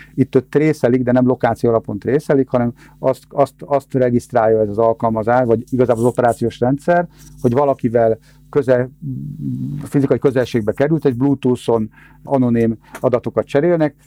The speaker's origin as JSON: {"language": "Hungarian", "country": "Hungary", "said": "mi, mint magyar állampolgárok"}